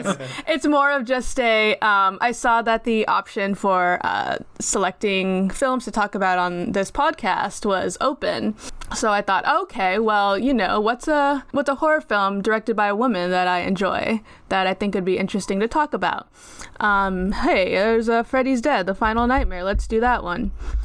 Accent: California, United States; now in San Francisco, United States; The second thing is that I reside in San Francisco, but I grew up in SoCal.

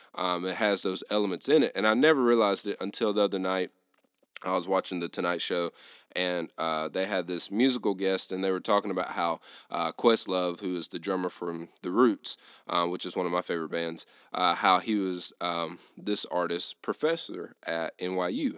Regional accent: the South, United States; I grew up in the South

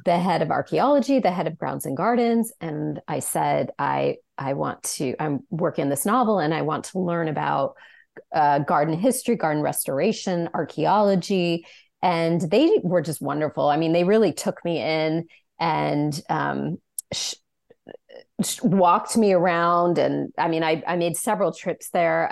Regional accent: Sacramento, California, United States; I'm from, as you mentioned, I'm from Sacramento

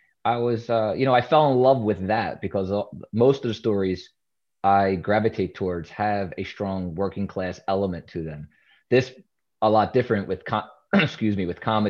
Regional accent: Philadelphia, Pennsylvania, United States; In West Philadelphia, born and raised

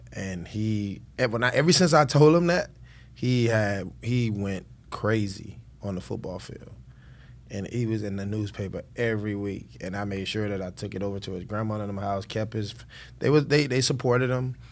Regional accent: Miami, Florida, United States; Born and raised in Miami-Dade County

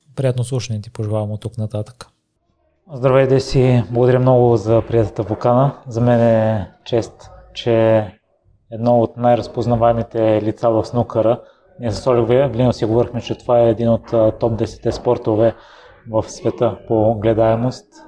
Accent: Bulgaria; moved away; аз съм от Козодой, който е още по-малък град и в периода, в който живеех там

